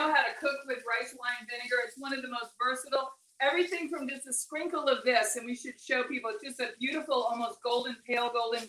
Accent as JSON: {"language": "English", "town": "Boston", "region": "Massachusetts", "country": "United States", "tie": "born or raised there", "said": "I'm originally from New England. I'm originally from Boston"}